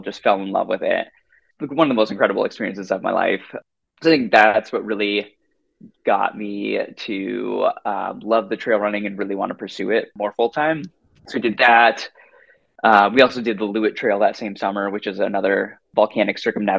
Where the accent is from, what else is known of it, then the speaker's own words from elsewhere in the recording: Seattle, Washington, United States; also born or lived in New Zealand; Growing up in Seattle, always loved running on some of the trails around here. I grew up about a mile from a state park called St. Edwards around here.